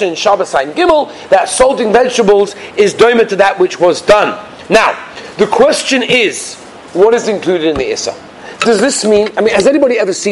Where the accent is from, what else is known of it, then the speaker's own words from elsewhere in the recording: England, United Kingdom; moved away; us English people